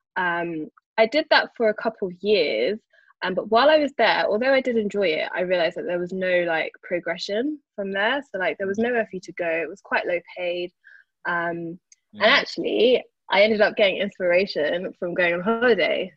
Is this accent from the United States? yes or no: no; London, United Kingdom; I grew up in Brixton, born and raised, um, although I currently live in Northwest London now